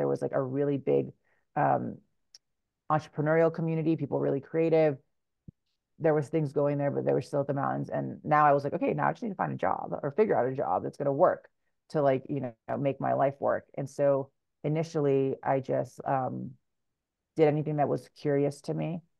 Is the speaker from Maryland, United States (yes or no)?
no; Hawaii, United States; So when I come home to Hawaii now, I get up at about 3:30 in the morning, and then I work through the day, and then I have the afternoon with my family.